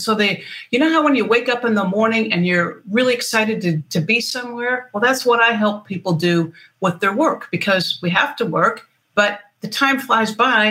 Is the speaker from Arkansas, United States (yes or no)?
no; Michigan, United States; moved away as an adult; now in San Diego, United States; I'm from Michigan, so we talk about what's knee-high by July